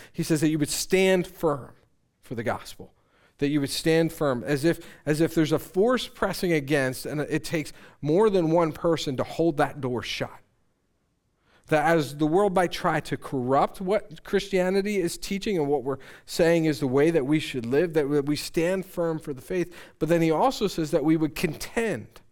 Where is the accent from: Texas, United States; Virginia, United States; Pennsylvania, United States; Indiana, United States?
Pennsylvania, United States; Conestoga area; I grew up in the Conestoga area